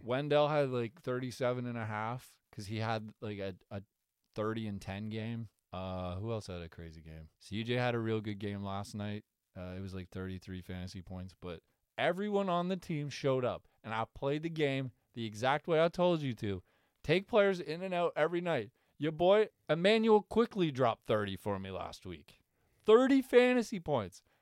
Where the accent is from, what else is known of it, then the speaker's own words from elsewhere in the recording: Canada; as a Canadian